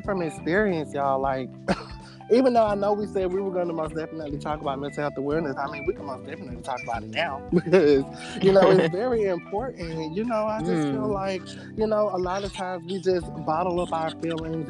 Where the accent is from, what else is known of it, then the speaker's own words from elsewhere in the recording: Georgia, United States; I am from Georgia, born and raised